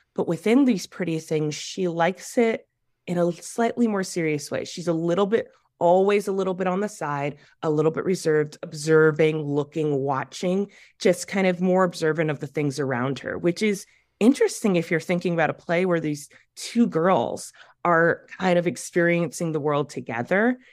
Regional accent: Waukegan, Illinois, United States; I'm from Waukegan

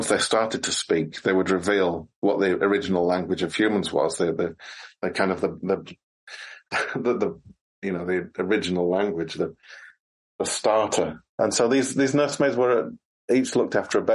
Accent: United Kingdom; when I was growing up in Britain

